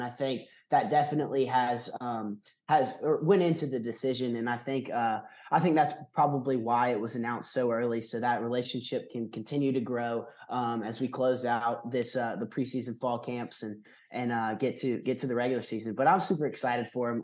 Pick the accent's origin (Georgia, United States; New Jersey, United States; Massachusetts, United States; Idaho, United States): Georgia, United States; Athens; I'm from Athens, born and raised.